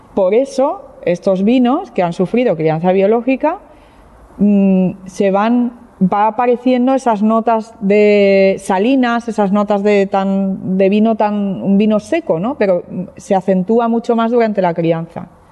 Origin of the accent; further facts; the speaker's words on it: Barcelona, Catalonia, Spain; now in Jerez de la Frontera, Spain; yo no soy eh, jerezana, no soy andaluza, soy de Barcelona, soy catalana